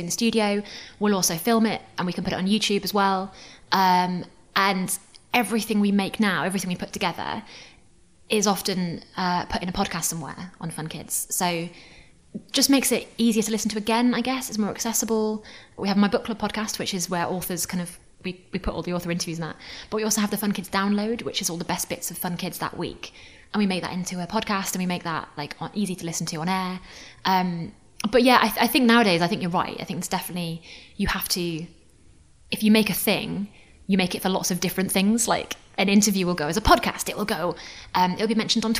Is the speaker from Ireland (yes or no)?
no; Newcastle upon Tyne, North East England, United Kingdom; I'm from Newcastle, so I'd listen to Metro Radio